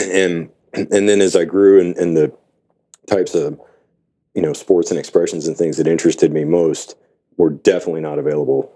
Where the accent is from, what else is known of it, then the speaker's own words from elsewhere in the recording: Gulf Coast, United States; also born or lived in Houston; now in Tacoma, United States; I grew up in the Gulf Coast, and it's flat and ridiculously hot